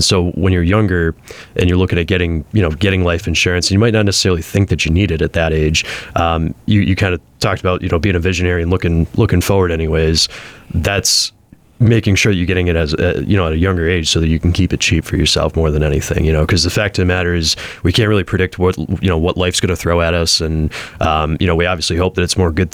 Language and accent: English; Springfield, Massachusetts, United States; Born and raised in Springfield, Mass